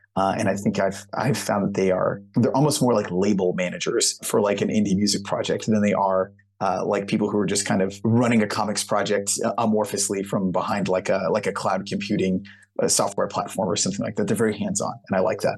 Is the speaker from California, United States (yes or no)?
no; Houston, Texas, United States; I'm from the Houston, Texas area.